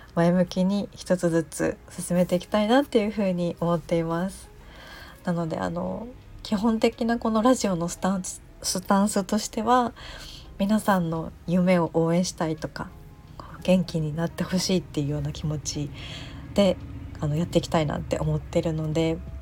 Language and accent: Japanese; Chiba, Japan; moved away as an adult; now in Fukuoka, Japan; 私が出身が千葉県であのずっと千葉県で千葉県から引っ越さずに住んでいてその10年前ぐらいに福岡に来たので